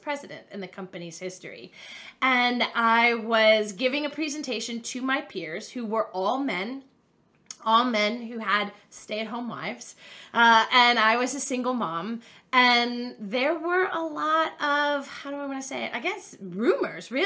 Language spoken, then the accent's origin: English; Pittsburgh, Pennsylvania, United States; I grew up in Pittsburgh, Pennsylvania